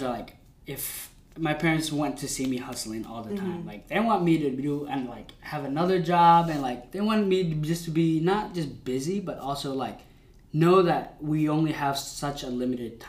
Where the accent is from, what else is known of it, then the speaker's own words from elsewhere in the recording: United States; we're Asians, but also we were kind of raised here.